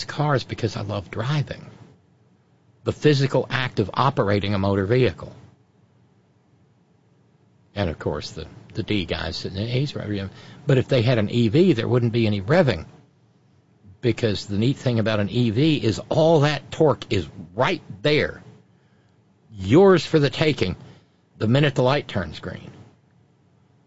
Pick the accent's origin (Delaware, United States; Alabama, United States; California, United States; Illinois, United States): Alabama, United States; now in Connecticut, United States; where I grew up in Alabama.